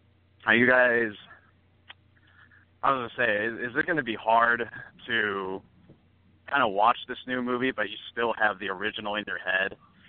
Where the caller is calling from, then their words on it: Mesa, Arizona, United States; I'm calling all the way from Mesa, Arizona.